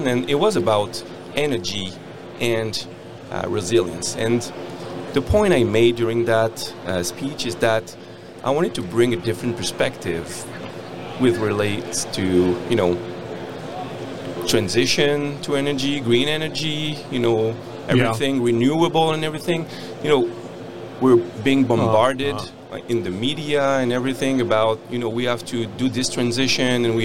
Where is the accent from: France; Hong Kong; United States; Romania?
France; moved away as an adult; now in Canada; I come from France. I'm an engineer. And I came to Canada 10 years ago to work in a mine.